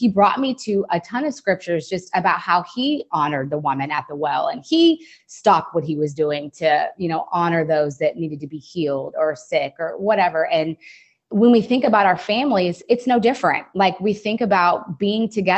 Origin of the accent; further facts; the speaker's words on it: Fort Worth, Texas, United States; moved away as an adult; also born or lived in Ohio; now in San Francisco, United States; born in Fort Worth, Texas, raised in the area